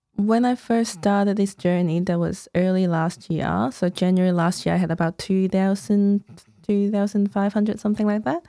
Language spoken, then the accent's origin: English; Hong Kong; English is a second language; moved away as an adult; now in Melbourne, Australia; I was born in Hong Kong, came here about thirteen years ago